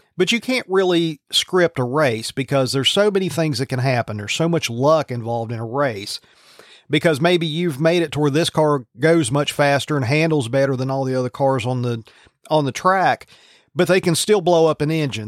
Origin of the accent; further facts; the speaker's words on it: Virginia, United States; I grew up in Virginia